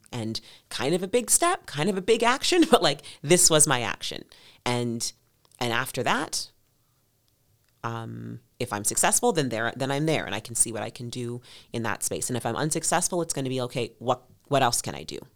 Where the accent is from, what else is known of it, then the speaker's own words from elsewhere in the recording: Edmonton, Alberta, Canada; growing up in Millwoods